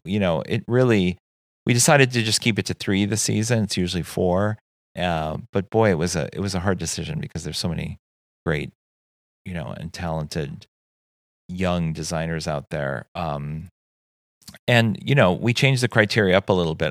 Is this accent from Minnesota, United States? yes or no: yes; Saint Paul, Minnesota, United States; moved away as an adult; also born or lived in New York City; growing up in Saint Paul, I always had eyes on Minneapolis and then, of course, New York City